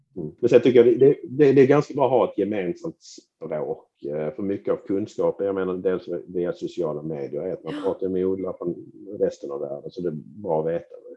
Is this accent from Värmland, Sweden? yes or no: no; Skåne, Sweden; för mig som skåning